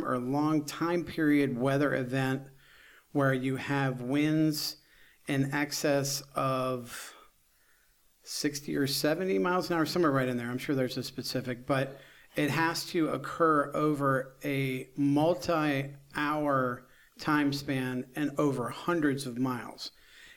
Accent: Northern Virginia, United States; also born or lived in Eastern Panhandle, West Virginia; now in West Virginia, United States; So I was born and raised in Northern Virginia

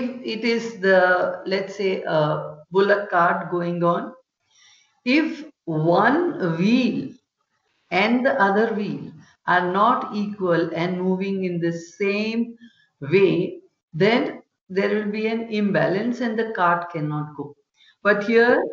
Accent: Vadodara, Gujarat, India; I'm born and brought up in Vadodara, which is on the western coast of India

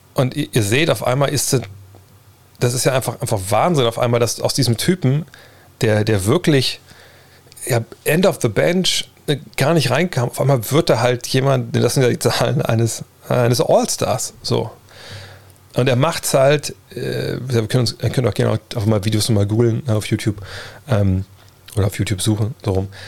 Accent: Wolfsburg, Lower Saxony, Germany; ich komme aus Wolfsburg

